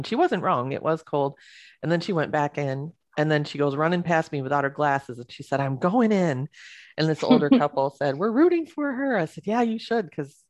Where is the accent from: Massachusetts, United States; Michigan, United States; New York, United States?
Michigan, United States; now in Tucson, United States; when I grew up in Michigan